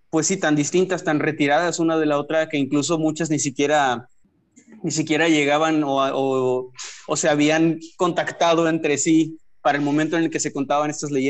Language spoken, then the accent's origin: Spanish; northern Mexico, Mexico; Como en mi caso como un mexicano norteño, está bien complicado conocer qué leyendas existen en Kazajistán